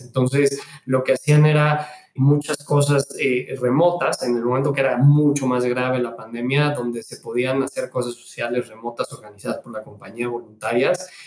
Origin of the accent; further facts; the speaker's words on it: Mexico; moved away as an adult; yo me regresé a México, soy mexicano, estuve en todos lados